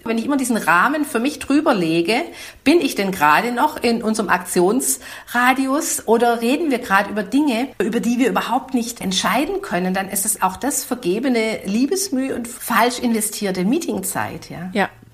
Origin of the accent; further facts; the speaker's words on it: Swabia, Germany; accent: Swabian; ich bin, man mag's an der Sprachfärbung hören, bin Schwäbin